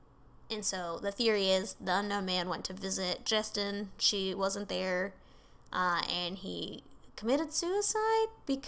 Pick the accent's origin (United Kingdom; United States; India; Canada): United Kingdom; I'm super British.